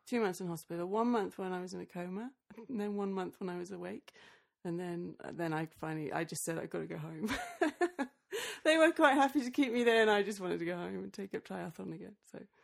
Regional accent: Australia; moved away; also born or lived in England; Then I moved back to Australia. I was born in Australia, but I went to uni in England

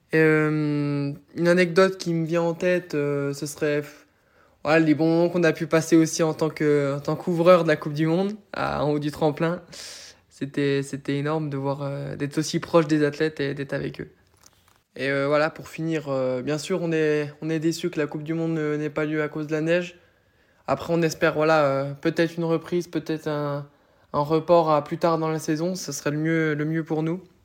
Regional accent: Doubs, Bourgogne-Franche-Comté, France; je viens, je viens du Doubs

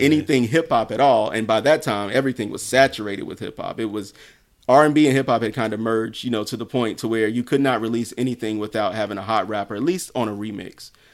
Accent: South Carolina, United States; I'm from South Carolina where we have Black Bike Week in Myrtle Beach

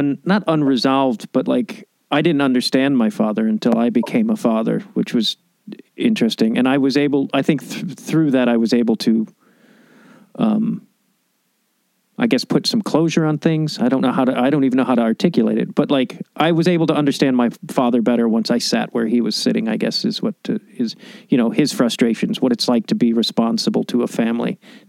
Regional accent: Chicago, Illinois, United States; moved away as an adult; also born or lived in Portland; My childhood was spent outside of Chicago

